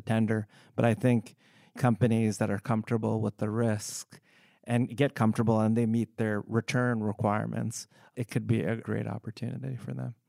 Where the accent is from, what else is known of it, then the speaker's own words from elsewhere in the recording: United States; I am of Indian descent, but I was born in the US